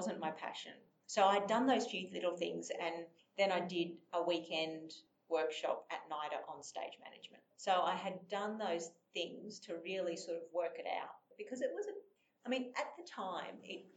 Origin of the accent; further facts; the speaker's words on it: Toowoomba, Queensland, Australia; also born or lived in Brisbane / Sydney; I grew up in Toowoomba